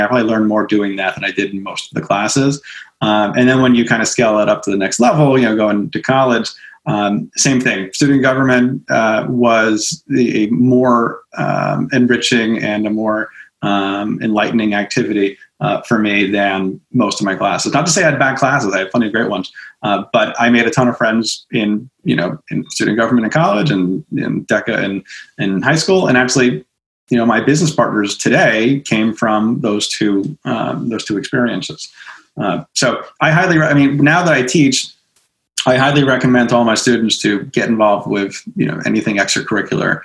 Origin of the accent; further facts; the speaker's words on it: Smithtown, New York, United States; being a teenager and growing up in Smithtown, out in Suffolk County